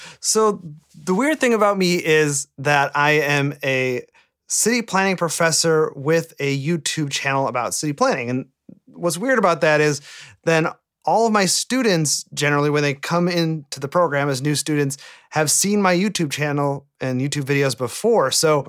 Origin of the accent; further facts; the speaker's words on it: Sturgeon Bay, Wisconsin, United States; moved away; I was born and raised in Sturgeon Bay, Wisconsin. It's a small town on the lakeshore of Lake Michigan, about 45 minutes from Green Bay, but really about three and a half hours from a truly major city